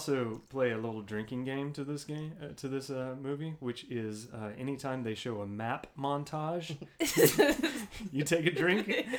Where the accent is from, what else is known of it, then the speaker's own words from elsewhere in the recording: Texas, United States; Yes. I'm from Texas, duh.